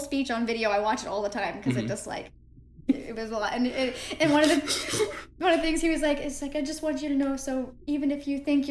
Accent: Indiana, United States; moved away; also born or lived in Hawaii; They're from Indiana. It's where I'm from.

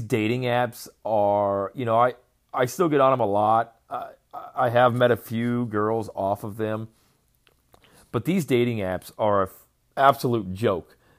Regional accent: Portage, Indiana, United States; moved away; I have family in my hometown of Portage

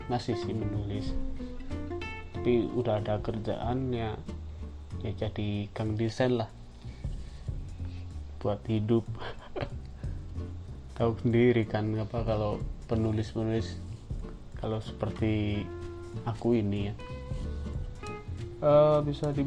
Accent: Wonosobo, Central Java, Indonesia; Yang paling terkenal itu Dieng bagian timur yang diterletak terletak di kota Wonosobo. Nah, disitulah kotaku. Kota yang sejuk, yang adem, yang dingin

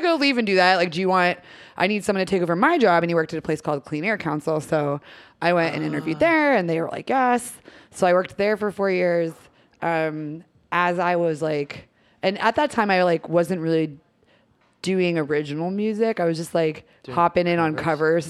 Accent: Erie, Pennsylvania, United States; moved away as an adult; also born or lived in New Jersey; now in Philadelphia, United States; I was born in Erie, Pennsylvania

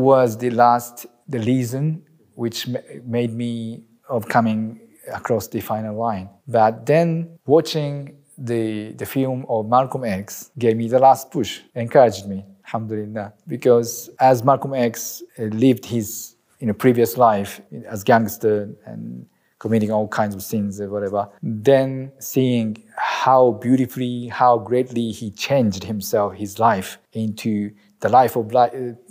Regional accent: Aichi, Japan; moved away as an adult; also born or lived in Melbourne, Australia; now in Chiba, Japan; I'm from Japan, originally from Aichi, which is the middle of Japan, and currently living in Chiba next to Tokyo

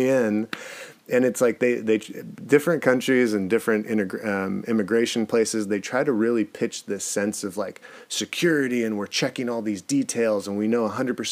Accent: United States; also born or lived in California; being super American

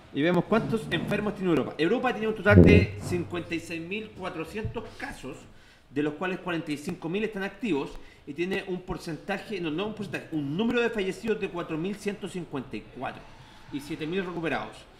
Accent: Santiago, Santiago Metropolitan Region, Chile; los que somos de Santiago Centro

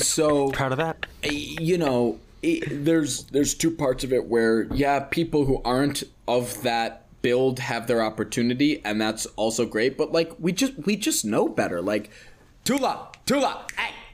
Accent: United States; I'm American

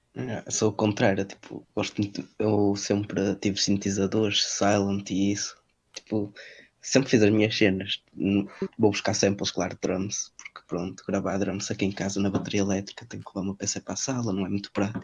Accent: Vila Nova de Famalicão, Norte, Portugal; também sou de Famalicão, tenho 17 anos

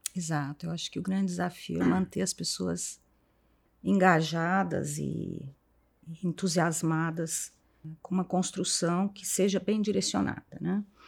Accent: Franca, São Paulo, Brazil; moved away as an adult; now in São Paulo, Brazil; venho de Franca, me formei, estudei em Franca. Vim para São Paulo para cursar o meu mestrado

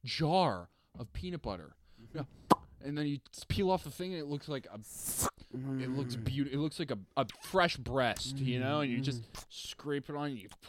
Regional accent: Canada; As a Canadian, as a proud Canadian

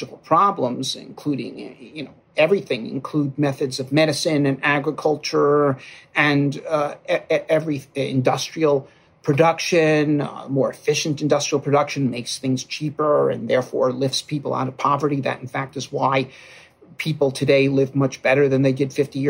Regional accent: United States; I'm an American, speak English

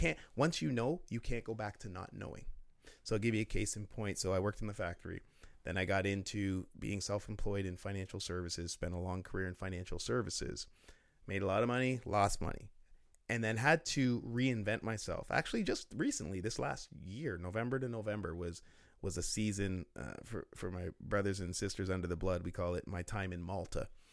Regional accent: Oshawa, Ontario, Canada; I'm from Oshawa

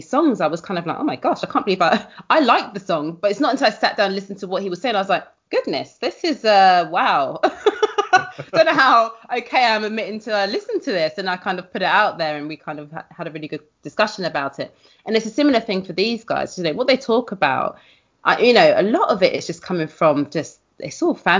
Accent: London, United Kingdom; I was from West Kensington

